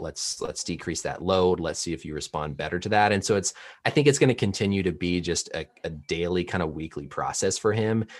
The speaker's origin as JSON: {"language": "English", "region": "Indiana", "country": "United States", "tie": "born or raised there", "said": "I grew up in Indiana, so I actually grew up a Pacers fan"}